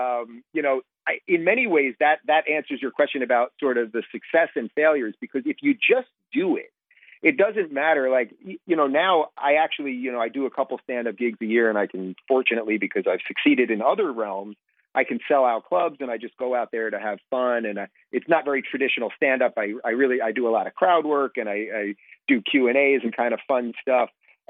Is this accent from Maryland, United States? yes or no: no; Brooklyn, New York, United States; born there; I was born in Brooklyn, which is obviously a borough of New York City, one of the main boroughs.